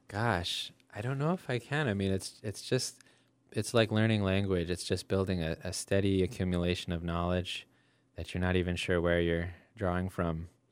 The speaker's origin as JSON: {"language": "English", "town": "West Hartford", "region": "Connecticut", "country": "United States", "tie": "born or raised there", "moved": "yes", "lives_now": "Florence, United States", "said": "I grew up in West Hartford"}